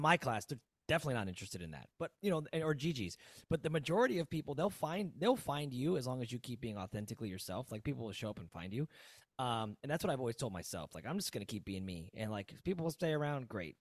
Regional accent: Aurora, Illinois, United States; moved away; also born or lived in South Florida; I'm originally from Aurora

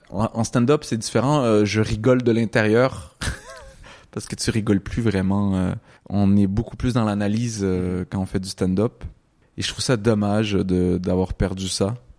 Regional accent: Quebec, Canada; j'étais au Québec, j'ai grandi au Québec, je suis né au Québec

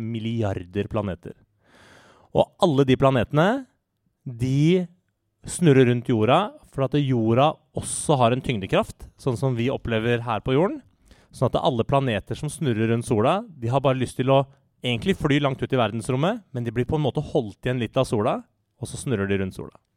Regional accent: Norway; jeg er norsk statsborger og norsk

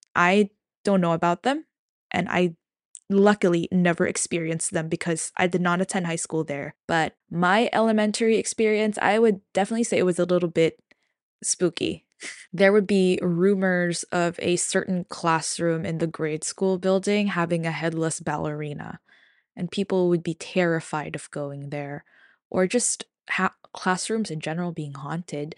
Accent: Manila, Metro Manila, Philippines; I'm from Manila

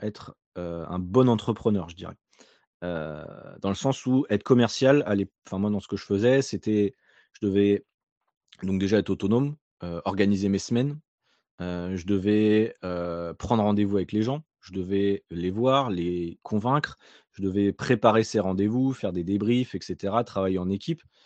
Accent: Nantes, Pays de la Loire, France; moved away as an adult; also born or lived in Alsace / Australia; je viens de Nantes à la base

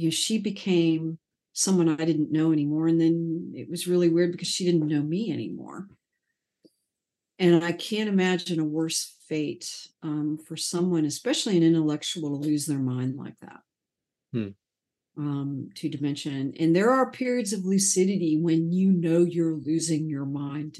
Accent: Sarasota, Florida, United States; moved away; also born or lived in Atlanta, Georgia / Chattanooga, Tennessee; Sarasota, the town I grew up in Florida, was also a very grid city

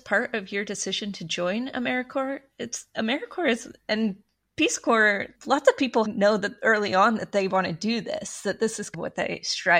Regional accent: Utah, United States; That for me, growing up in Utah, service looked a certain way.

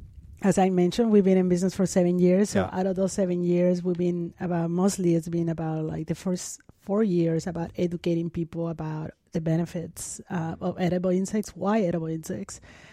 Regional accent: Mexico City, Mexico; born or raised there; English is a second language

